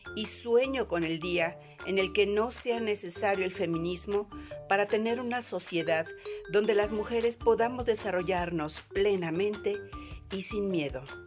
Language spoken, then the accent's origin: Spanish; Guaymas, Sonora, Mexico; moved away as an adult; now in Madrid, Spain; soy mexicana, soy de Guaymas, Sonora, del norte de México, y estoy en España, en Madrid, desde hace 10 años.